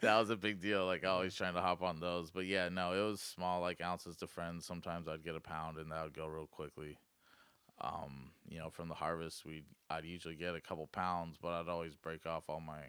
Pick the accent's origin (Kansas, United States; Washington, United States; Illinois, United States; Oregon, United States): Oregon, United States; Elkton; also born or lived in Arizona / California; I was born in Arizona, then California, then I lived in Elkton from like first grade to seventh grade.